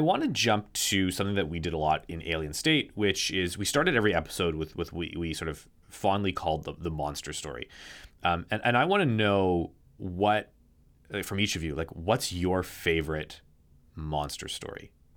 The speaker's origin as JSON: {"language": "English", "country": "Canada", "said": "I'm Canadian."}